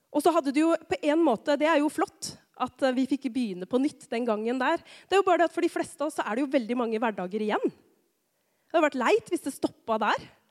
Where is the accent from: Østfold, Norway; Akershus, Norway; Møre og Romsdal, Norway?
Østfold, Norway; Rakkestad; now in Tistedal, Norway; jeg er fra Rakkestad.